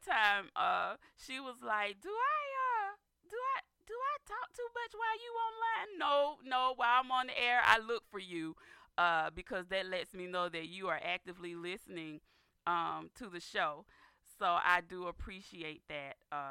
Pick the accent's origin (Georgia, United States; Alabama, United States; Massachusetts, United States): Georgia, United States; Dawson; That is my area where I was born and raised, in Dawson, Georgia